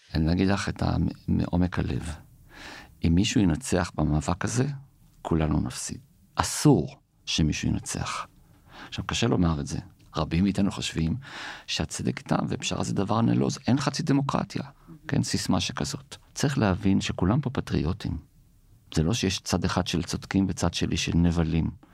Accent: Jerusalem, Jerusalem District, Israel; אנחנו ירושלמים

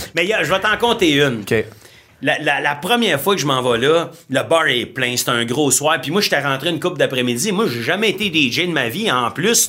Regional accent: Ontario, Canada; je suis un franco-ontarien

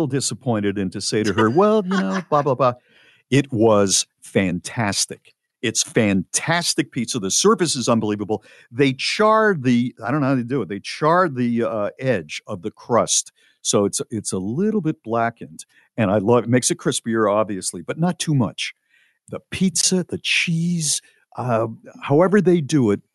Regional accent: New Haven, Connecticut, United States; moved away; also born or lived in Charlotte, North Carolina; I am from New Haven, Connecticut originally

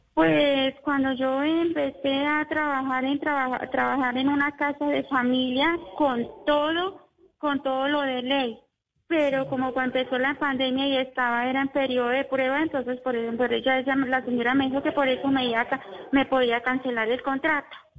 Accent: Manizales, Caldas, Colombia; now in Bogotá, Colombia; Yo soy de Manizales

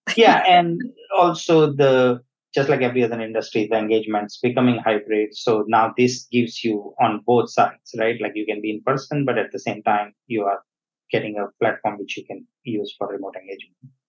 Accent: India; moved away; I was born in India. Uh, I grew up there

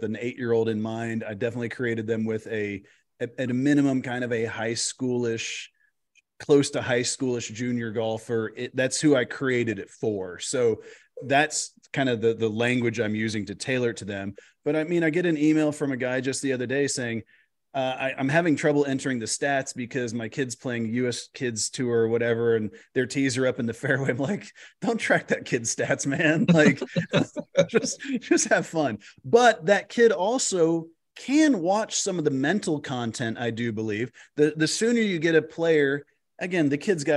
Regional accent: Texas, United States; I'm from Texas.

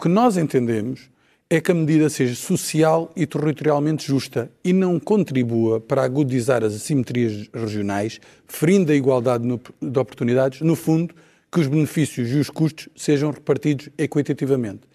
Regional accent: Algarve, Portugal; eu sou do Algarve

